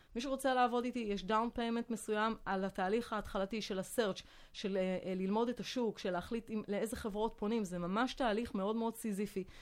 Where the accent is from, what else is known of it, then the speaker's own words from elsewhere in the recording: France; Hebrew is a second language; moved away as an adult; now in Israel; גדלתי בצרפת, אה, עליתי לארץ בגיל שמונה עשרה